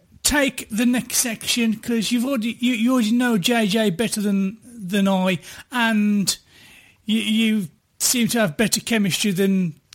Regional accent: Ireland; I'm from Ireland.

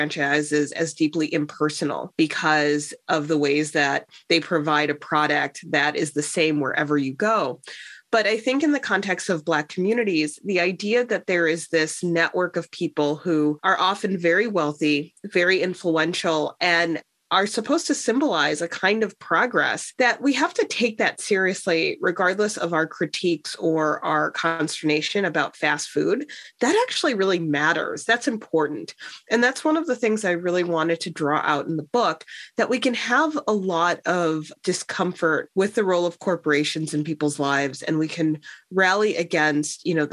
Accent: Chicago, Illinois, United States; growing up in Chicago

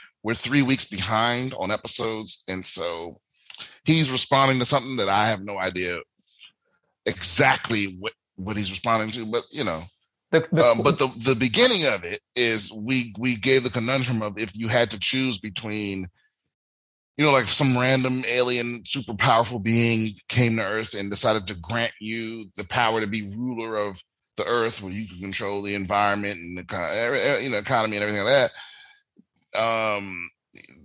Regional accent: Washington, District of Columbia, United States; moved away; my hometown, I'm performing in DC in a few weeks

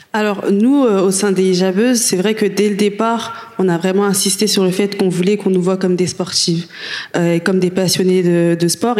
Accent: France; on est française, on a vécu en France, on a fait nos études

